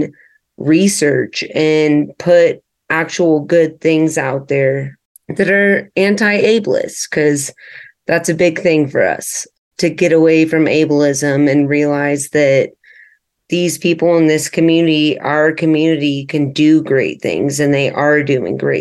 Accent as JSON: {"language": "English", "region": "Texas", "country": "United States", "tie": "born or raised there", "moved": "yes", "lives_now": "Denver, United States", "said": "I am born and raised in Texas, but currently living in the Denver area"}